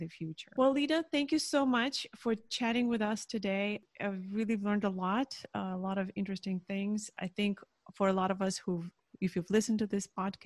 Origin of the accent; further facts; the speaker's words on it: Ukraine; now in United States; for many Ukrainians back then in the 90s, there was a lot of history that none of us knew. I remember being a teenager